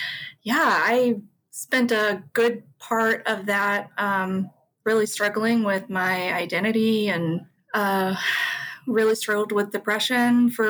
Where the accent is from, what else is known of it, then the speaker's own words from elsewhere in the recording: Guri, Gyeonggi Province, South Korea; born there; I went to my hometown, which was Guri. I can't even say it right.